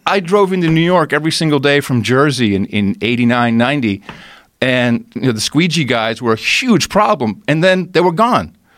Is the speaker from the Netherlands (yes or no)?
yes; Amsterdam, North Holland, Netherlands; moved away; I grew up in Amsterdam